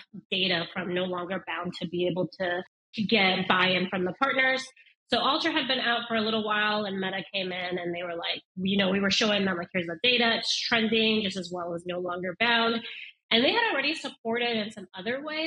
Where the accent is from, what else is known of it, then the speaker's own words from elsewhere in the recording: Denver, Colorado, United States; I grew up in Denver, Colorado